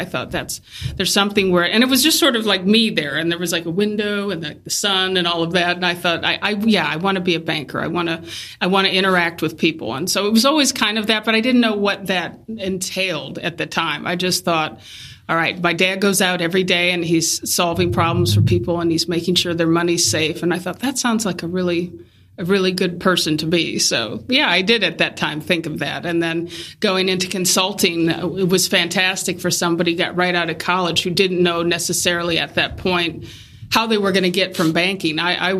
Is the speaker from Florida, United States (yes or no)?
no; Ohio, United States; We're from Ohio. So so I picked Columbus because it was just a good in-between space for both family.